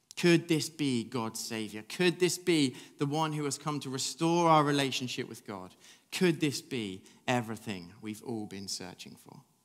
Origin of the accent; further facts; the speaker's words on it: England, United Kingdom; I'm English